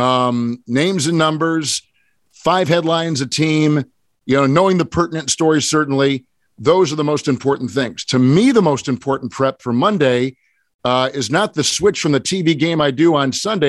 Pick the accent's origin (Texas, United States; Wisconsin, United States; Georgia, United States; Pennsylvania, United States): Wisconsin, United States; Green Bay; I grew up in Green Bay